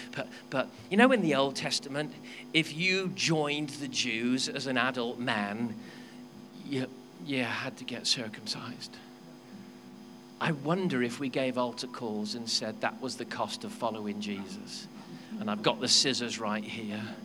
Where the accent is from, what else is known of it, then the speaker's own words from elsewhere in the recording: Wales, United Kingdom; I'm a Welshman.